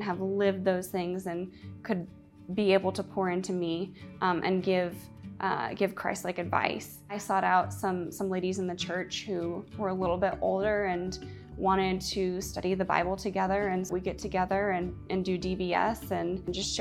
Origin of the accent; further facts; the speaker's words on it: Atlanta, Georgia, United States; I was born and raised in Atlanta, Georgia.